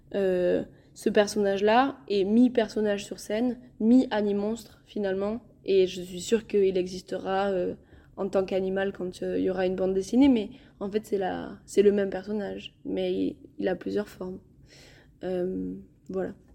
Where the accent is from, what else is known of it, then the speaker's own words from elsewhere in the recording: Viscos, Occitania, France; je suis originaire de Viscos